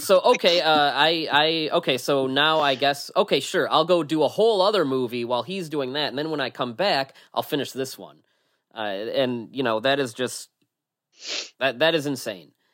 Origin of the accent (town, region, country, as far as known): United States